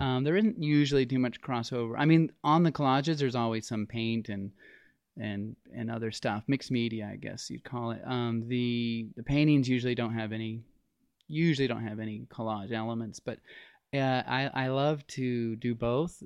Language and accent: English; Las Vegas, Nevada, United States; I grew up in Las Vegas